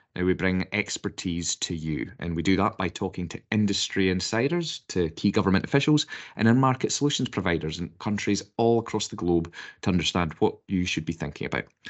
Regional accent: United Kingdom; being British

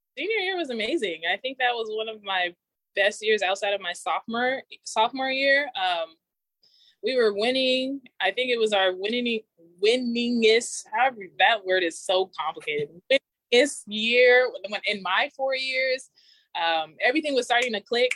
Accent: Inland Empire, California, United States; moved away as an adult; also born or lived in Oregon; I grew up in the Inland Empire

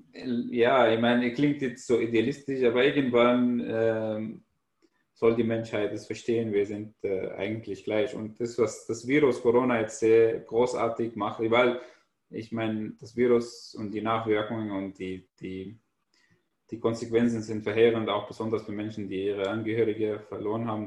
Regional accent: Syria; German is a second language; moved away as an adult; Ich komme aus Syrien, ich bin Flüchtling.

